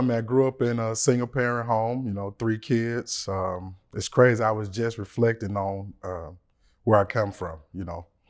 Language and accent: English; Memphis, Tennessee, United States; I'm from Memphis, Tennessee